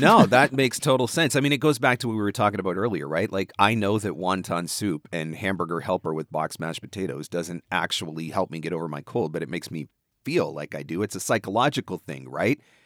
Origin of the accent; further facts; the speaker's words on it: Canada; you're from Canada